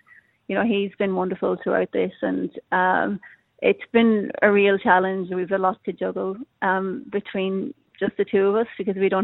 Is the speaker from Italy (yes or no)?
no; Ireland; accent: Irish; moved away as an adult; now in Australia; I still have my Irish accent